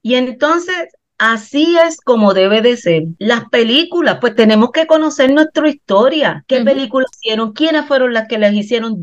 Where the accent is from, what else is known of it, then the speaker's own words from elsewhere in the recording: Puerto Rico; no somos los puertorriqueños